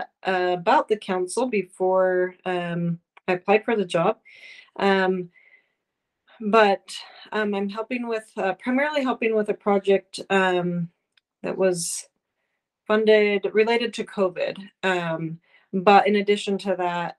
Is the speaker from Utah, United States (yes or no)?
yes; North Ogden, Utah, United States; also born or lived in Provo, Utah; I am originally from Northern Utah. I grew up in North Ogden